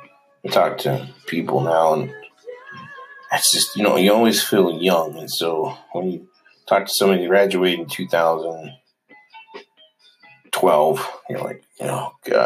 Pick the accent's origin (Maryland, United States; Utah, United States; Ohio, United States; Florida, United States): Utah, United States; born there; So we know I was born in Utah, only child, but had an older brother and older sister, served a mission.